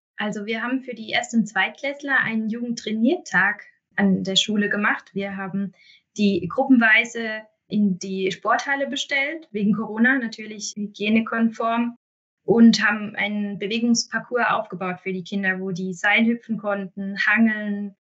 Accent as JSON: {"language": "German", "town": "Mosbach", "region": "Baden-Württemberg", "country": "Germany", "tie": "born or raised there", "said": "in meiner Heimatstadt eine Stelle"}